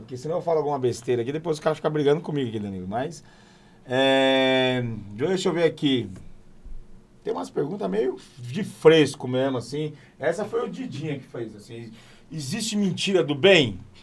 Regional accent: São Paulo, Brazil; Eu falo bicho porque eu sou, sou, sou, sou de São Paulo, sou paulista

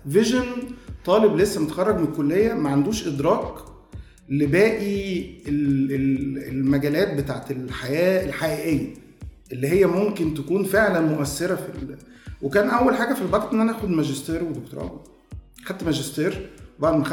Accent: Heliopolis, Cairo Governorate, Egypt; born there; انا مواليد 1980 آه، من مواليد مصر الجديده

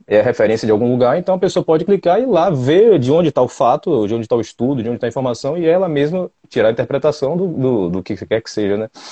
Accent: Salvador, Bahia, Brazil; Eu sou de Salvador, sou analista de sistemas

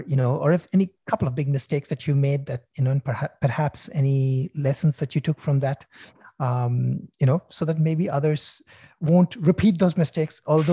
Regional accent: Sydney, New South Wales, Australia; Okay, since we are, I'm from Sydney.

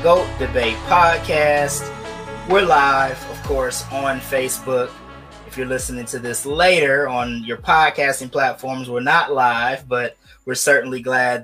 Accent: Midwest, United States; I grew up in the Midwest

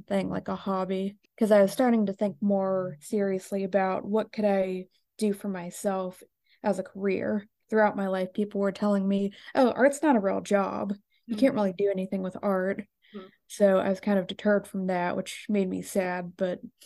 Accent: Gahanna, Ohio, United States; I was born in Gahanna, Ohio, which is close to Columbus.

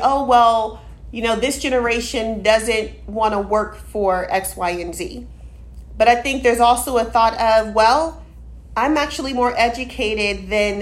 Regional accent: Austin, Texas, United States; I grew up in Austin, educated here

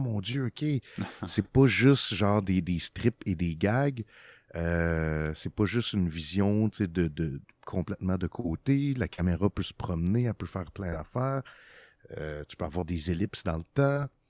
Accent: Quebec, Canada; also born or lived in Los Angeles, California, United States; notre retour au Québec

